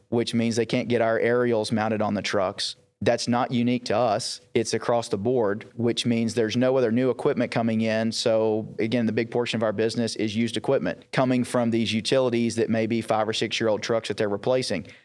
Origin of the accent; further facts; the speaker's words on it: East Texas, United States; I grew up in East Texas